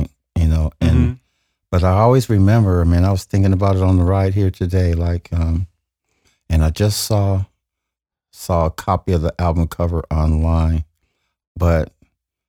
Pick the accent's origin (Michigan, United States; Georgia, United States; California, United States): California, United States; Oakland; also born or lived in Monroe, Louisiana / Alameda; we were able to get a small house in a community called Sobrandy Park, which is probably at the furthest tip of East Oakland, like around 106 and East 14th. And there I grew up